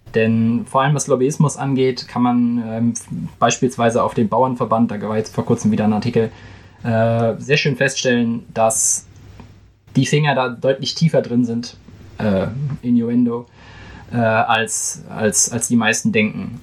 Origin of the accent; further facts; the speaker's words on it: Germany; ich als Deutscher